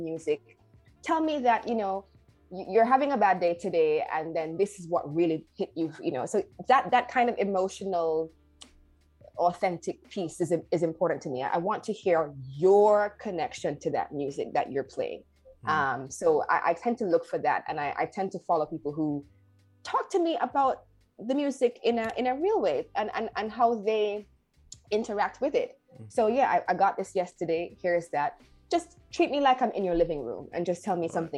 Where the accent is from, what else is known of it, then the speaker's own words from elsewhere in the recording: Jamaica; I'm a Caribbean person. I grew up in Jamaica.